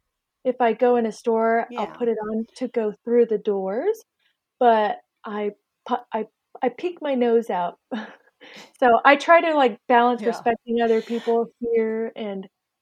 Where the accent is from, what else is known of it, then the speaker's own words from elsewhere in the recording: West Coast, United States; and I'm born and raised on the West Coast.